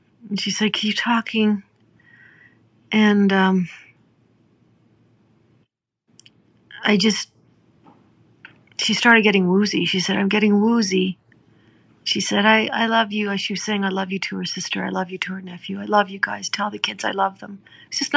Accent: Gordondale, Alberta, Canada; growing up in Gordondale

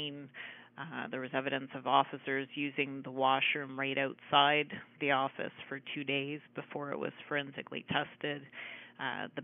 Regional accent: Ottawa, Ontario, Canada; now in Saint John, Canada; I'm from Ottawa originally

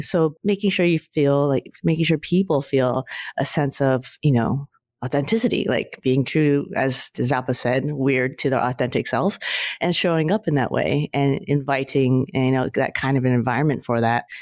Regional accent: California, United States; I'm a California girl

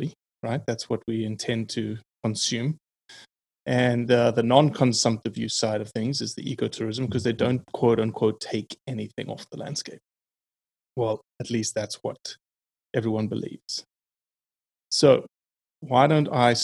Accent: South Africa; being South African, not being, from America

